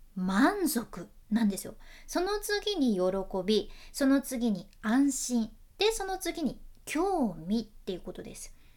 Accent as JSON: {"language": "Japanese", "region": "Fukuoka", "country": "Japan", "accent": "Hakata dialect"}